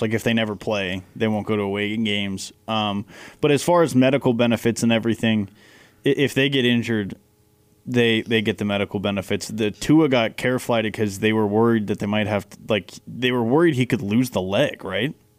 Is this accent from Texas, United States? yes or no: yes; Texas, United States; moved away; we're both from Texas